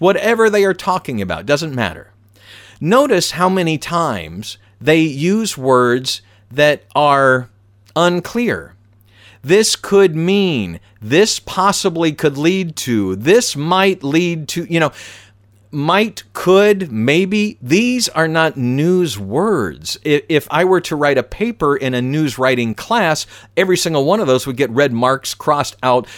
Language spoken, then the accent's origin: English; Atlanta, Georgia, United States; I'm from Atlanta